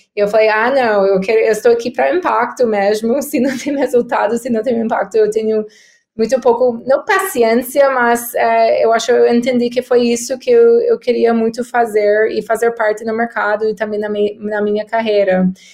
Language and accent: Portuguese; United States; Portuguese is a second language; moved away as an adult; now in São Paulo, Brazil; sou americana, uh, mas eu tenho oito anos no Brasil, morando em São Paulo